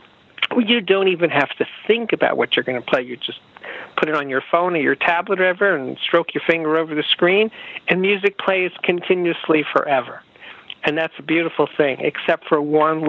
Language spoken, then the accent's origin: English; New York, United States; I'm a New Yorker